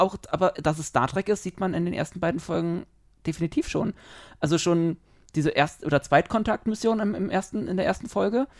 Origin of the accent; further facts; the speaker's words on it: Berlin, Germany; Wir sind Berliner